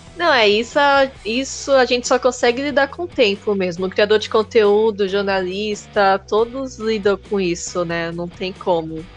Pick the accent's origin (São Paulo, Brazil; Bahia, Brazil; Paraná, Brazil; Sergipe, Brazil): São Paulo, Brazil; Santos; Eu sou de Santos